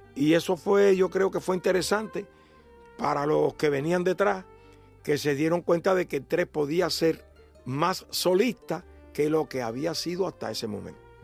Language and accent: Spanish; Cuba